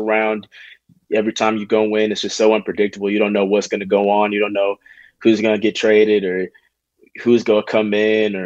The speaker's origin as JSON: {"language": "English", "town": "Charlotte", "region": "North Carolina", "country": "United States", "tie": "born or raised there", "also_born_or_lived": "Alabama", "said": "Alabama's my home state, but I grew up in Charlotte"}